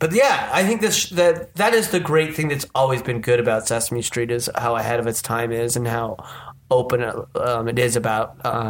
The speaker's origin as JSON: {"language": "English", "region": "Utah", "country": "United States", "tie": "born or raised there", "said": "me growing up in Utah where all white."}